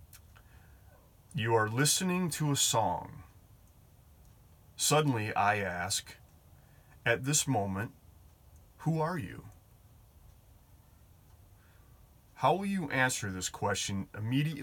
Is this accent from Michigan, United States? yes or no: yes; Detroit, Michigan, United States; that's my hometown here